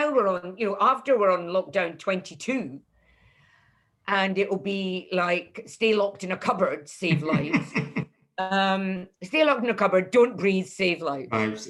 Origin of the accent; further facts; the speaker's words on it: Leith, Scotland, United Kingdom; And why does nobody ever talk about Scottish comics? Nobody came to review me and I'm from Leith.